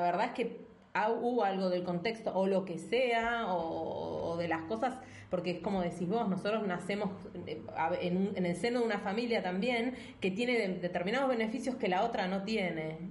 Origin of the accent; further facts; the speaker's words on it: Argentina; moved away; nosotras somos argentinas